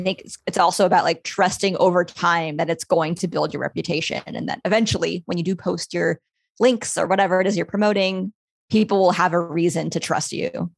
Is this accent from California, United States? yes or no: yes; Los Angeles, California, United States; my hometown, Los Angeles